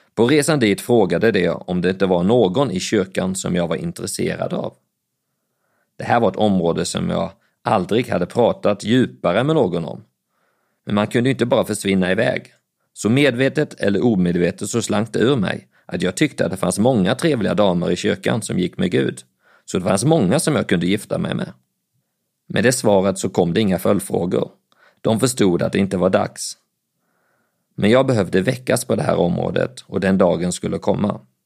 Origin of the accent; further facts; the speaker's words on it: Falköping, Västra Götaland, Sweden; accent: Scanian (as a child); moved away as an adult; also born or lived in Växjö / Älmhult / Bjärnum, Skåne / Lund; I Falköping blev jag kvar ända tills jag fyllde 22 år